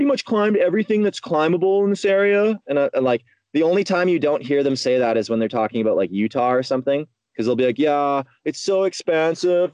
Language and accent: English; northwestern Ontario, Canada; But I'm from the Canadian Shield, northwestern Ontario. That's where I develop